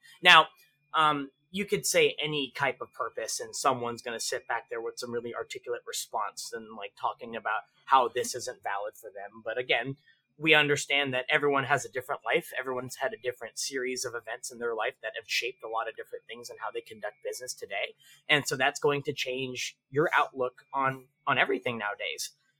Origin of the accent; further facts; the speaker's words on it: Philippines; I'm a I'm the Filipino Energizer Bunny.